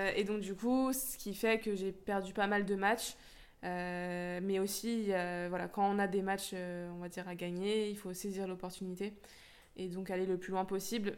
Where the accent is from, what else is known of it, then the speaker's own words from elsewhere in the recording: Lyon, Auvergne-Rhône-Alpes, France; now in Créteil, France; je suis née à Lyon, donc je suis originaire de Rhône-Alpes